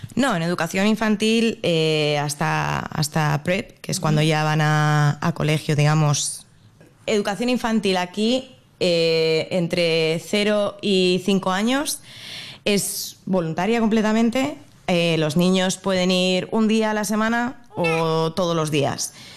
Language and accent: Spanish; Madrid, Community of Madrid, Spain; moved away as an adult; now in Brisbane, Australia; yo soy de Madrid, y pues mi pareja y yo decidimos venirnos a Australia